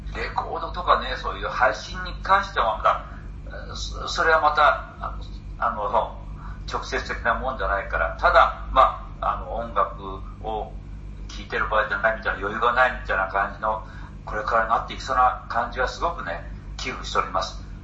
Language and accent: Japanese; Hiroshima, Japan; 僕は地元広島なんですけど